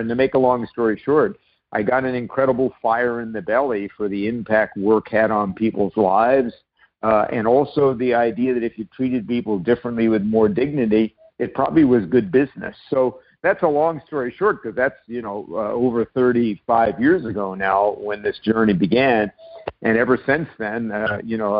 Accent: New York City, New York, United States; also born or lived in Nova Scotia / San Diego; now in Vancouver, Canada; I wound up growing up in New York City and spending summers in Nova Scotia.

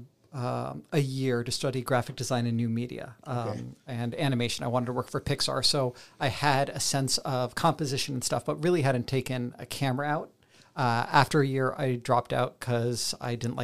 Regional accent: Rochester, New York, United States; also born or lived in Southern Tier, New York; I was born right here in Rochester all those years ago. Ended up pretty much growing up here until I was about 10, moving down to the southern tier of New York State until I was 17

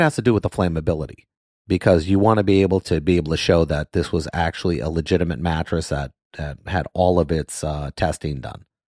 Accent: Miami, Florida, United States; moved away as an adult; now in Orlando, United States; I grew up in Miami and I spent my whole life in Miami

